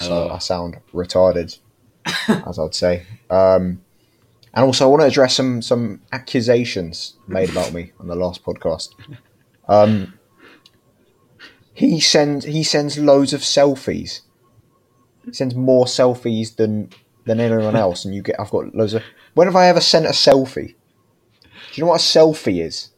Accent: London, United Kingdom; moved away as an adult; now in Brighton, United Kingdom; a lovely London local lad.

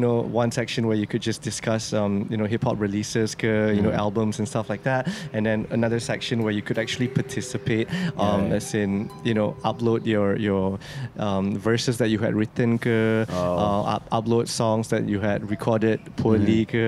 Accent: Subang Jaya, Selangor, Malaysia; I grew up in Subang. I went to USJ 8.

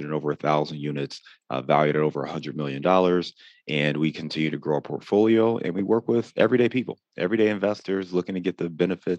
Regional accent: Cleveland, Ohio, United States; moved away; also born or lived in Chicago; I'm actually born and raised in Cleveland, but I lived in Chicago for about 9 or 10 years total

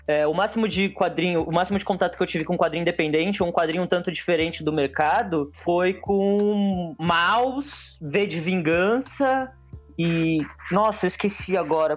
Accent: São Vicente, São Paulo, Brazil; eu venho dos submundos de São Vicente, bem do submundo mesmo

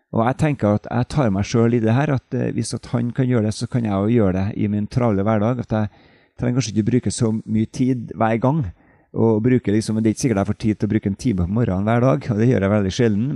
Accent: Trondheim, Trøndelag, Norway; also born or lived in Oslo; now in Knarvik, Norway; kommer jeg fra Trondheim opprinnelig

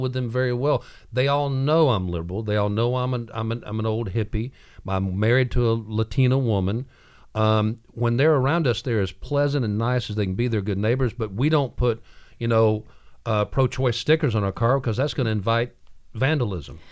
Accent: Midwest, United States; now in Chattanooga, United States; I was raised in the Midwest, and I'm a country boy.

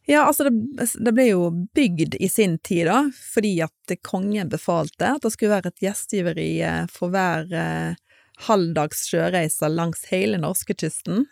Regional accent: Stord, Vestland, Norway; moved away as an adult; also born or lived in Bergen; født og oppvokst på Stord. Og der eh, levde jeg de første 19 årene av mitt liv

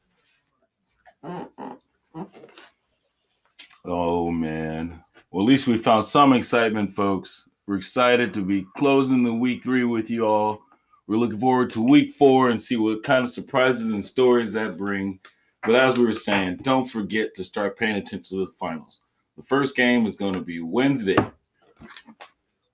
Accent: California, United States; I'm right here from California

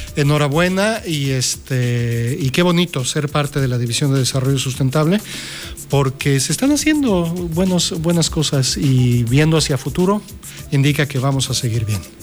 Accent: Mexico; mexicanos teníamos que ser, ¿no? Si no nos quejamos, no somos mexicanos

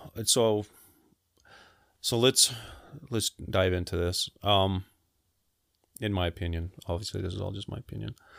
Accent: Salt Lake City, Utah, United States; I grew up in Salt Lake.

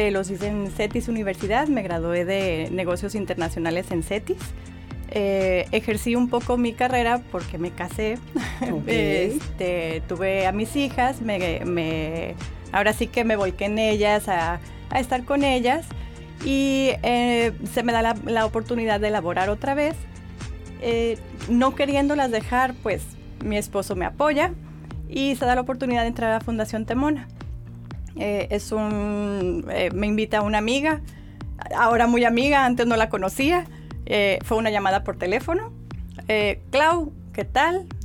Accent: Guadalajara, Jalisco, Mexico; born there; also born or lived in Monterrey / Morelia / San Antonio; now in Mexicali, Mexico; Eh, yo nací en Guadalajara. Esta es una pregunta muy curiosa que me hacen de que de dónde eres y siempre me quedo patinando. ¿Por qué? Porque soy de todos lados y de ningún lado. Nací en Guadalajara, viví en Monterrey

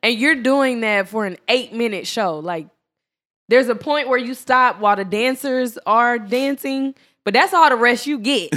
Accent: Dallas, Texas, United States; I'm from Dallas.

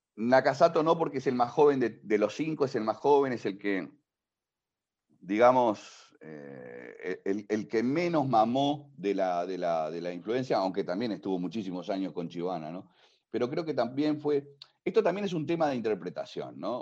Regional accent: Spain; Y te lo digo como español

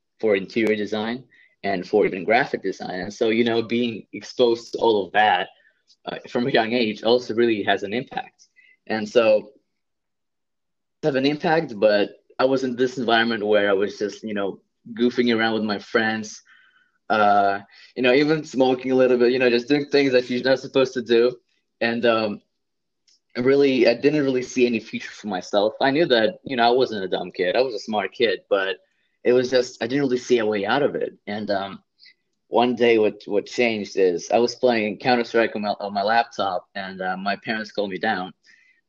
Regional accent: Saint Petersburg, Russia; now in New Jersey, United States; I come from Russia, St. Petersburg, Russia, just like the second largest city. And I grew up in a very well off family

